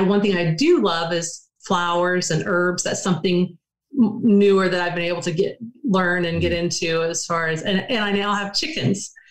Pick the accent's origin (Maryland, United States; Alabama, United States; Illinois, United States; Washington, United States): Alabama, United States; Prattville; moved away; I grew up in Alabama. Um, it's not, it was small when I lived there, but Prattville